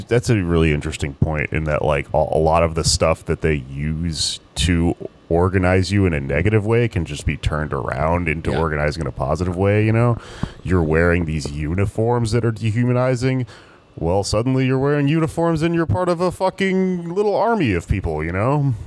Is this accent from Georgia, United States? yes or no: no; Texas, United States; now in New York City, United States; my home state of Texas